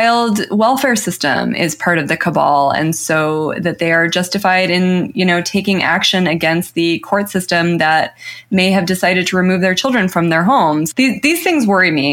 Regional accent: New Mexico, United States; I'm from New Mexico

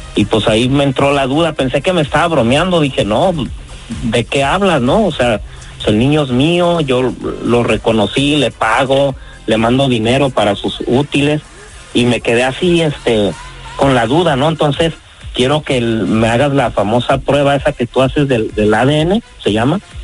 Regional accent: Pajacuaro, Michoacán, Mexico; now in United States

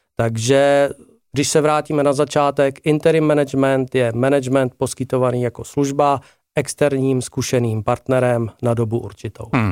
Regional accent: Ostrava, Moravian-Silesian Region, Czechia; já jsem Ostravák, eh, hráli jsme převážně v Ostravě a okolí

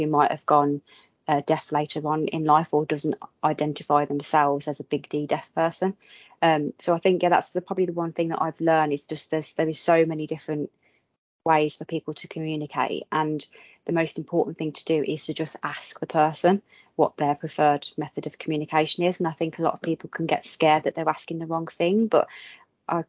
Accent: Midlands, United Kingdom; I'm from the Midlands

